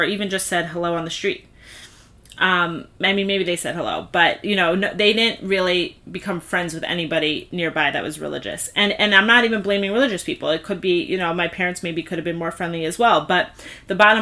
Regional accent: Five Towns, New York, United States; grew up in the Five Towns and became religious

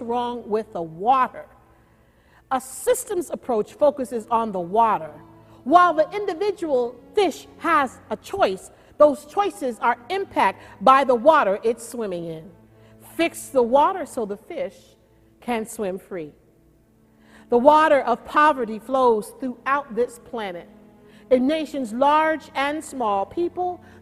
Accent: Oakland, California, United States; I grew up in Oakland, California, with two older sisters and one younger brother.

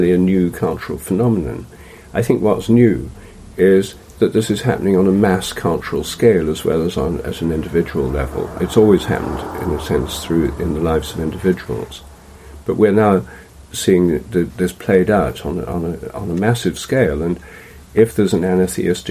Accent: England, United Kingdom; I'm English

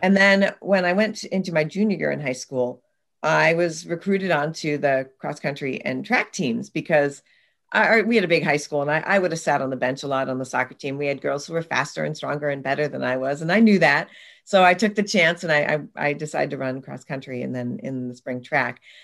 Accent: Oregon, United States; I grew up in the Pacific Northwest in Oregon in the United States

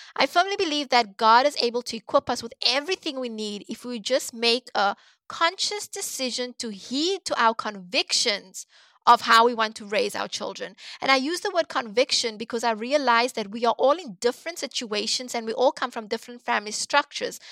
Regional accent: Cape Town, Western Cape, South Africa; moved away as an adult; also born or lived in South Korea; now in United States; I was born and raised in Cape Town, South Africa

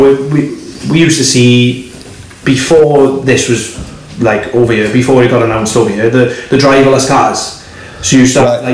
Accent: Swansea, Wales, United Kingdom; I'm from Swansea

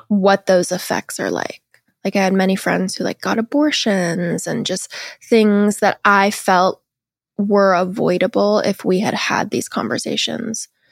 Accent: Seattle, Washington, United States; I'm from Seattle, Washington, which is, like, a very liberal city in the U S, but I grew up like, pretty religious

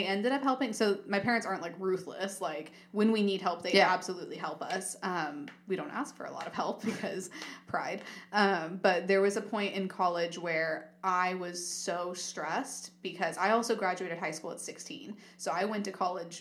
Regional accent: United States; I grew up in America

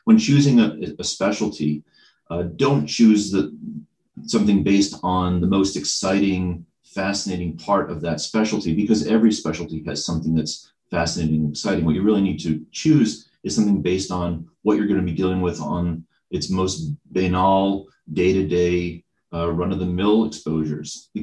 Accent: Lexington, Massachusetts, United States; moved away as an adult; now in Bennington, United States; I grew up in the Boston suburbs. Actually grew up in Lexington, Massachusetts, birthplace of America's freedom

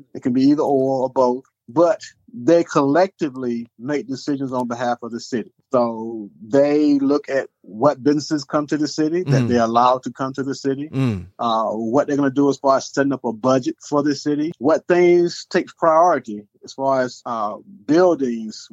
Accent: Chesapeake, Virginia, United States; I'm originally from Chesapeake, so I'm a native of Chesapeake. I went to Indian River High School here in Chesapeake.

